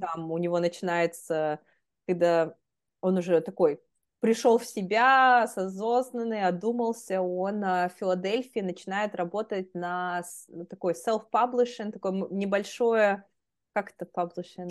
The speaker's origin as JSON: {"language": "Russian", "town": "Magnitogorsk", "region": "Chelyabinsk Oblast", "country": "Russia", "also_born_or_lived": "Philadelphia, United States", "moved": "yes", "lives_now": "Boston, United States", "said": "я сама из Магнитогорска"}